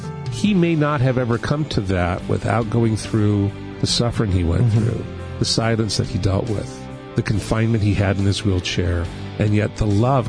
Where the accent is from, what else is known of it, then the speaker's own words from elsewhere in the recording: Barberton, Ohio, United States; I was born in Barberton, Ohio.